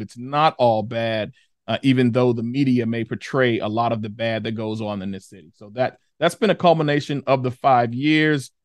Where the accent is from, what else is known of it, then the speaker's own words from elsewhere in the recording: Chicago, Illinois, United States; born and raised in the Ida B. Wells projects of Chicago